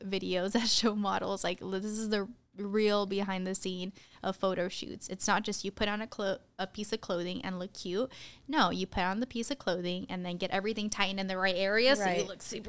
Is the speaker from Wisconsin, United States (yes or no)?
no; Tucson, Arizona, United States; you know, I grew up in Tucson, Arizona, so we're only an hour away from the border.